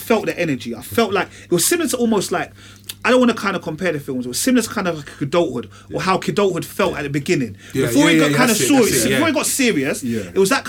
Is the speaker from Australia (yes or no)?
no; London, United Kingdom; I'm from Tottenham